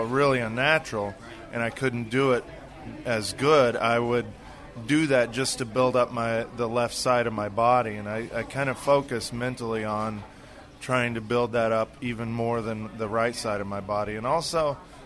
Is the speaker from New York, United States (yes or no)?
no; Kansas, United States; moved away; I was growing up in Kansas